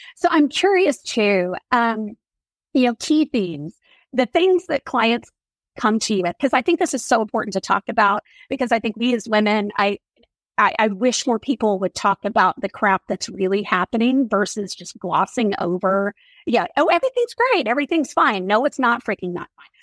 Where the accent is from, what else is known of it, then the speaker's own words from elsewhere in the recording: Oklahoma, United States; I grew up in Oklahoma